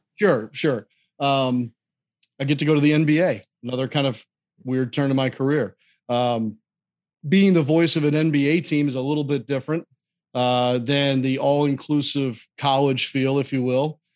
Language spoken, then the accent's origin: English; St. Louis, Missouri, United States; moved away; I grew up in Saint Louis